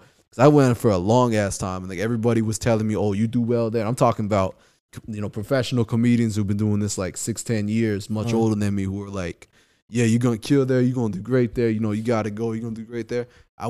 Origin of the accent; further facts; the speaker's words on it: Kauai, Hawaii, United States; now in Culver City, United States; I grew up in Hawaii.